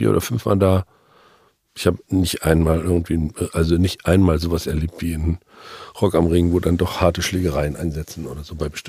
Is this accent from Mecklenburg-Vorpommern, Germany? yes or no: yes; Mecklenburg-Vorpommern, Germany; Das, für mich als Mecklenburger ist es extrem schleswig-holsteinisch.